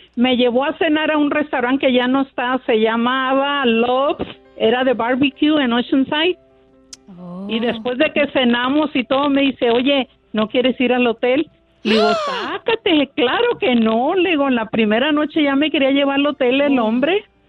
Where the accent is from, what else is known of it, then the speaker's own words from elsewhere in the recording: Escuinapa, Sinaloa, Mexico; moved away as an adult; now in United States; yo soy de Sinaloa